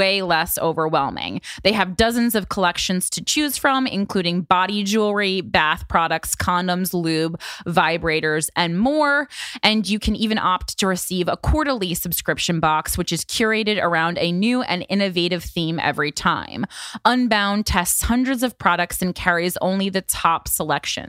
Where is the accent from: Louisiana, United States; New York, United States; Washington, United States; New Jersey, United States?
New Jersey, United States; Union; my hometown of Union, New Jersey